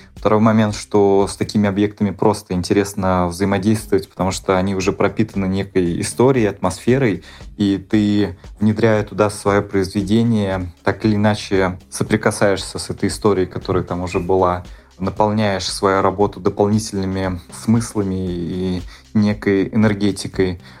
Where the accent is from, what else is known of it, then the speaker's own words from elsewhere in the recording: Nizhny Novgorod, Nizhny Novgorod Oblast, Russia; в родном городе, в Нижнем Новгороде